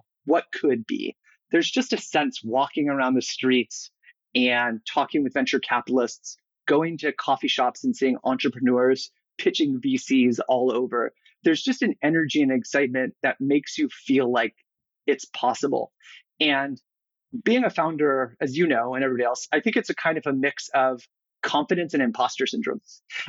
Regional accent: California, United States; also born or lived in San Diego; I grew up all over the place, but mostly here in California. I've had the fortune of growing up in the Bay Area when I was younger

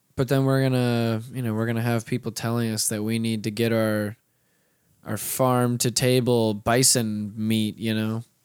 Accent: North Florida, United States; I'm from North Florida

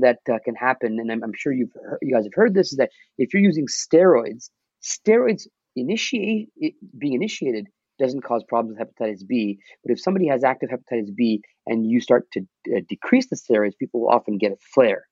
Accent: Mississauga, Ontario, Canada; I'm from Mississauga, so we have a massive South Asian population right. here

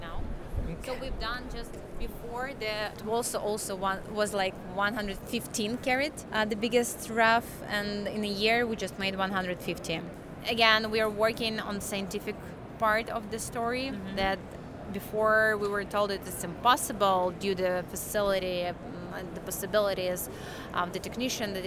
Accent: Ukraine; we are from Ukraine

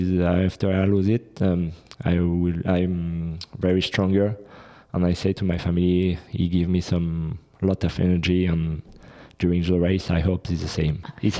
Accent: France; I'm from France directly.

